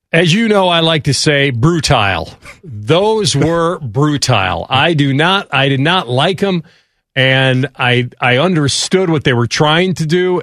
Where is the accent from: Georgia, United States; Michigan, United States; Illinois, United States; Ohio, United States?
Illinois, United States; Chicago; growing up in Chicago